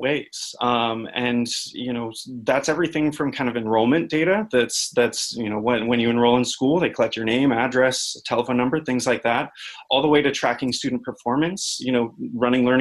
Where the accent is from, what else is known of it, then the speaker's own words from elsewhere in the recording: Silicon Valley, California, United States; moved away as an adult; also born or lived in Boulder, Colorado; now in Washington, D.C., United States; I grew up in Silicon Valley